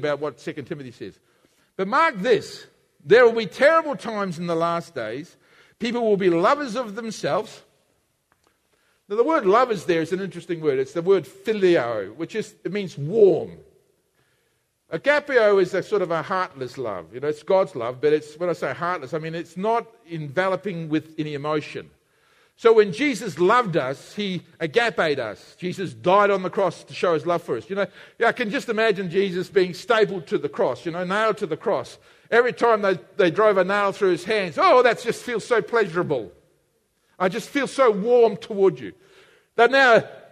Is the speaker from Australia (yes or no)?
yes; Australia; We in Australia, we use the same word love for everything.